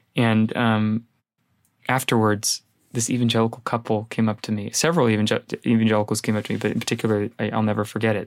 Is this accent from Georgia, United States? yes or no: no; San Jose, California, United States; I grew up in San Jose